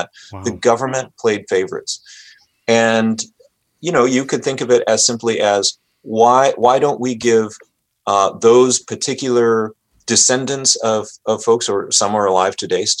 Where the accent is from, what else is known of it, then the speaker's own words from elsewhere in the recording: United States; I'm Japanese American. My dad and his family were interned during World War II